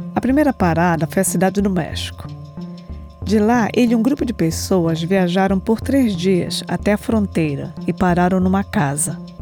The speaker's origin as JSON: {"language": "Portuguese", "town": "Belém", "region": "Pará", "country": "Brazil", "tie": "born or raised there", "moved": "as an adult", "lives_now": "United States", "said": "sou de Belém do Pará, nascida e criada no bairro do Telégrafo"}